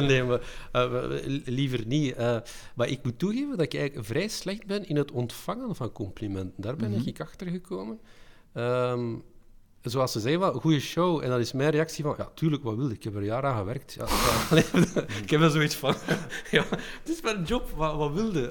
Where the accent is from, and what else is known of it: Belgium